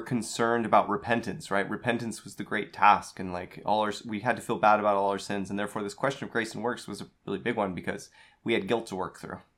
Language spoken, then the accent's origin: English; United States; growing up in the era we did, as American Latter-day Saints